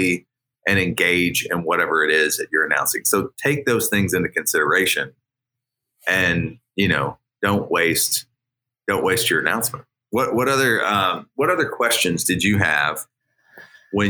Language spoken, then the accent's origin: English; United States; I did grow up an hour out of Cincy